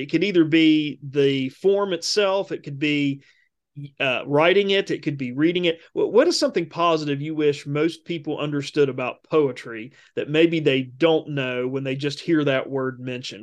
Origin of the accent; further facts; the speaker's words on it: Appalachia, United States; what I've experienced as an Appalachian